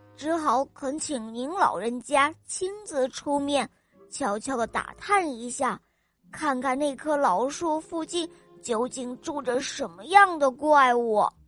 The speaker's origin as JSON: {"language": "Chinese", "town": "Harbin", "region": "Heilongjiang", "country": "China", "said": "我六岁了，我来自美丽的哈尔滨"}